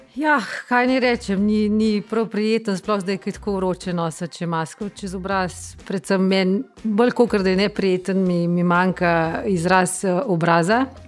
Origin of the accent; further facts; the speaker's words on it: Bistrica pri Tržiču, Upper Carniola, Slovenia; moved away as an adult; now in Belgrade, Serbia; sem iz Bistrice pri Tržiču